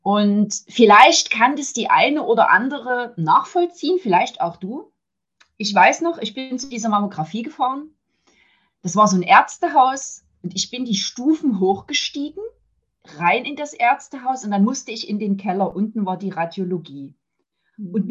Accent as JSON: {"language": "German", "region": "Saxony", "country": "Germany", "accent": "Saxon", "said": "ich kann das Sächsische aus meinem Dialekt, wie du so schön sagst, ja nicht heraushalten. Ne? Ähm, ja, komme aus der Nähe von Dresden, verheiratet, habe eine Tochter, zwei Enkel."}